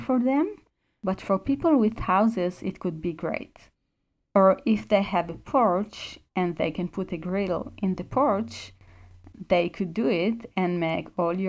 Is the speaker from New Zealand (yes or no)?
no; Israel; I'm from Israel and most people don't really celebrate Christmas there.